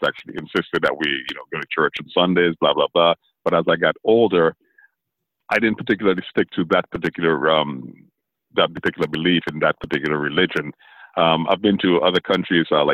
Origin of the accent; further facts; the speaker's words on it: U.S. Virgin Islands; also born or lived in St. Vincent; now in Orlando, United States; Grew up in the U.S. Virgin Islands, St. Croix.